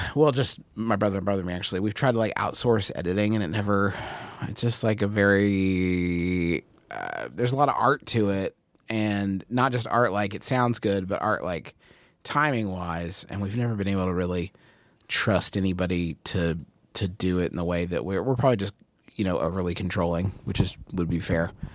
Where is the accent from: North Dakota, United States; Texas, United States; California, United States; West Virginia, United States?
West Virginia, United States; Huntington; Huntington, West Virginia, which is where I was born and raised and live now.